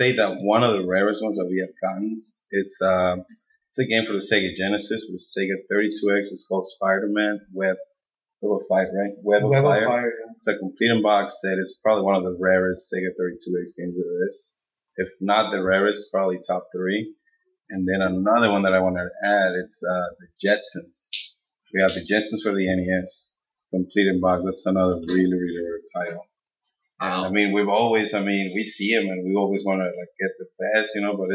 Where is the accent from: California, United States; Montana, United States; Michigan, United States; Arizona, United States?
Arizona, United States; Yuma; moved away as an adult; also born or lived in Mexico; now in Phoenix, United States; we grew up in Yuma. I love Yuma. That's my hometown, San Luis, all the surrounding areas.